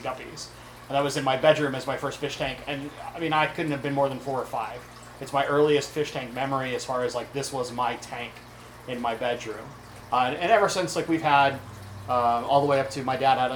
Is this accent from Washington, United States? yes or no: yes; Kirkland, Washington, United States; now in Seattle, United States; I grew up in Kirkland